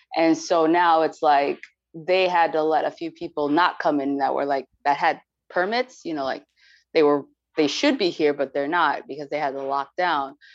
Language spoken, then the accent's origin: English; New York City, New York, United States; moved away; I'm from New York. New York City